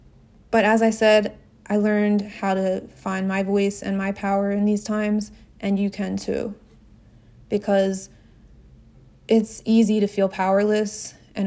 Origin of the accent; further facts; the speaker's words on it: New Jersey, United States; now in Washington, D.C., United States; In my hometown, back in South Jersey